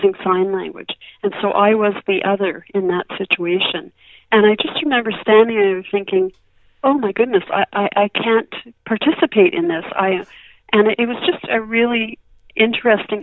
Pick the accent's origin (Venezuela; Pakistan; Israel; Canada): Canada; Montreal, Quebec; moved away as an adult; now in Victoria, Canada; I grew up in Montreal and spent my first 20 years there, and then I moved to Victoria